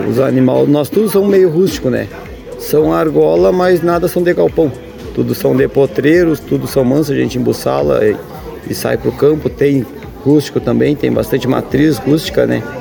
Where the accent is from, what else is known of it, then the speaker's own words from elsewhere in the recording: São Gabriel, Rio Grande do Sul, Brazil; Isto, a gente nasci, me criei em São Gabriel e sempre lidei na pecuária